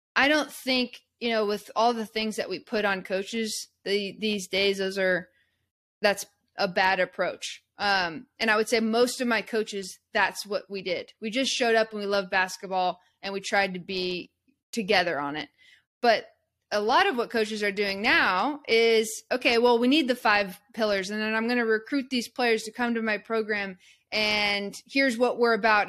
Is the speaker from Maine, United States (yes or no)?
no; Eugene, Oregon, United States; I grew up in Eugene, Oregon